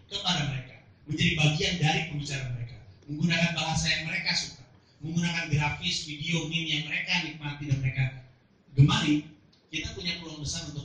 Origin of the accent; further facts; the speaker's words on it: Bandung, West Java, Indonesia; terutama di Bandung yang saya dari Bandung